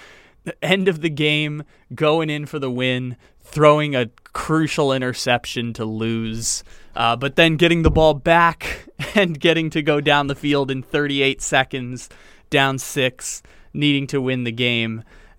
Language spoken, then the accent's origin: English; San Diego, California, United States; a purgatory with which I was indoctrinated into football fandom growing up in San Diego.